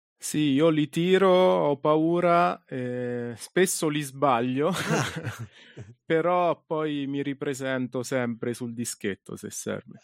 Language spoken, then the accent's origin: Italian; Ascoli Piceno, Marche, Italy; io sono di Ascoli, quindi ho iniziato qui a San Benedetto